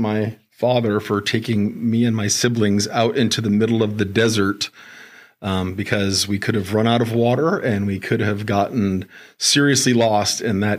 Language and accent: English; Phoenix, Arizona, United States; I grew up here in Phoenix. I had a very troubled childhood. I'm just kidding. I had a great childhood. I grew up in North Phoenix around 32nd Street and Shea. Went to Shadow Mountain High School